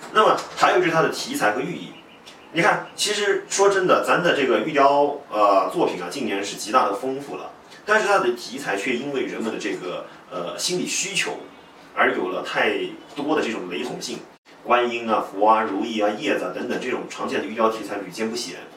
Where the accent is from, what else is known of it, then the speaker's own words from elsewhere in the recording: China; 我们中国人